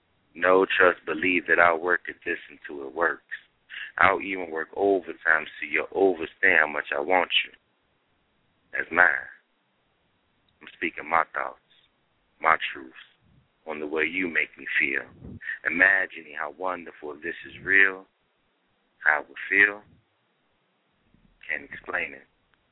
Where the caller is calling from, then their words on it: Cincinnati, Ohio, United States; Name. Cincinnati, Ohio.